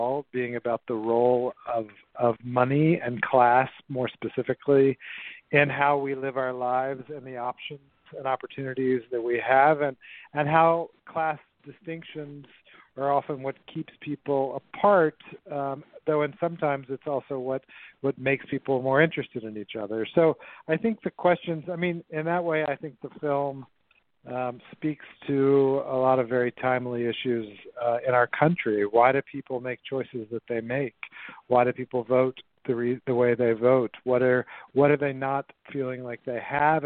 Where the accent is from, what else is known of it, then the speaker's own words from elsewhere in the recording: Memphis, Tennessee, United States; I grew up in Memphis in the 60s and 70s